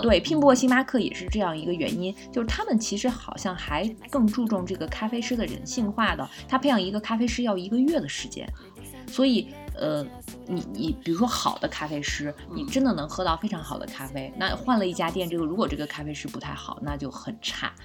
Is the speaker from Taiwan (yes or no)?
no; China; 我们中国人很爱干净，就没有喷香水的习惯